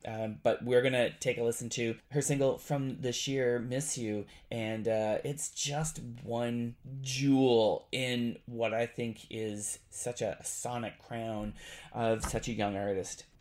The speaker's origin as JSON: {"language": "English", "country": "Canada", "said": "I am Canadian"}